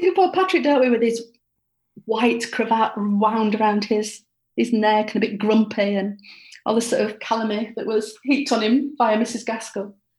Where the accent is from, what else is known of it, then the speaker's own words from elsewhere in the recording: Bradford, Yorkshire and the Humber, United Kingdom; I grew up in Bradford